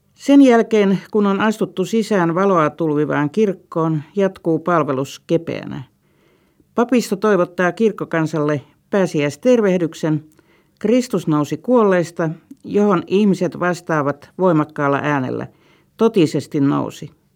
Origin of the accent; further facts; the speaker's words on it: Vyborg, Leningrad Oblast, Russia; moved away; Entisen kotikaupunkini Viipurin